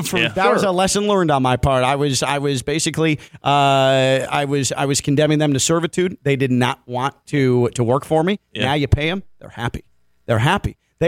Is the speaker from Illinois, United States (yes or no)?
yes; Chicago, Illinois, United States; when I grew up in Chicago